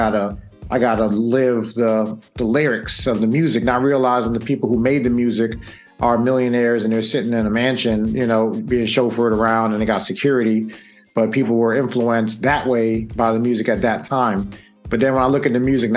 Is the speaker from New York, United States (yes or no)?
yes; New York, United States; growing up in New York